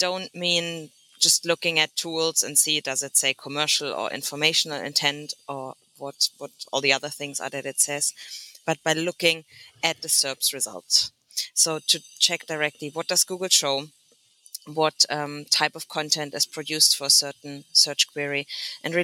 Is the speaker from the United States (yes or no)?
no; Germany; now in London, United Kingdom; I'm usually based in London, originally from Germany